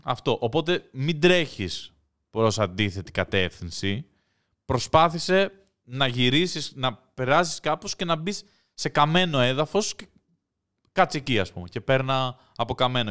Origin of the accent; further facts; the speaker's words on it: Greece; Εγώ μεγάλωσα στην Ελλάδα των 90s